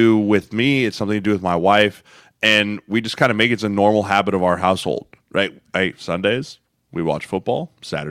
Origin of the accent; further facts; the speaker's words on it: Denver, Colorado, United States; I grew up in Denver